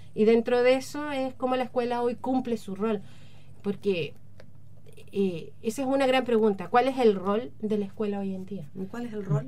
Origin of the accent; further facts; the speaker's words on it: Chile; los ciudadanos que estamos acá y que somos chilenos